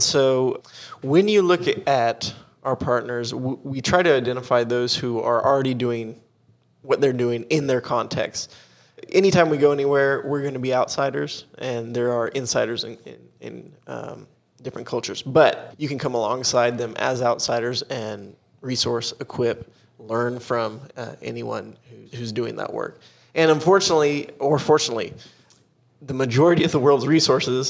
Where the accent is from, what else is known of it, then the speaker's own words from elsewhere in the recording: Dallas, Texas, United States; moved away as an adult; also born or lived in India / Costa Rica; we grew up in a time where, you know, is Dallas, Texas